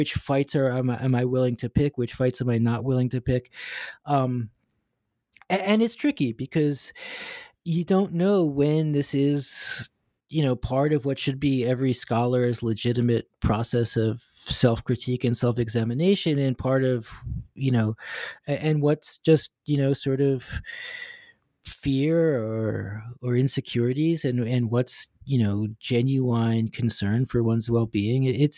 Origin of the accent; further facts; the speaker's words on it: United States; now in Hong Kong; And I say this as, you know, as this American Jewish guy living and teaching in Hong Kong